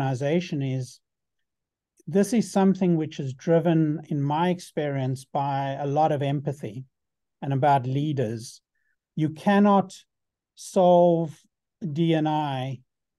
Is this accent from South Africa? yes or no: yes; South Africa; I had growing up in South Africa